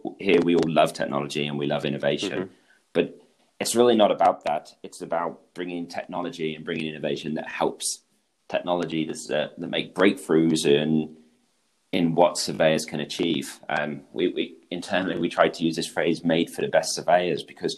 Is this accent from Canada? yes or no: no; England, United Kingdom; accent: British; moved away as an adult; now in Switzerland; I'm British. I grew up in England, and that's where I started my career in the land surveying industry. But actually now I'm based in Switzerland